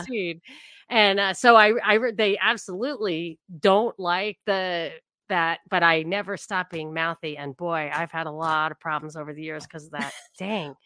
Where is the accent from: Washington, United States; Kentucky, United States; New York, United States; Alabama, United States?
New York, United States; I grew up in New York. I grew up not, you know, on the border of New York and New Jersey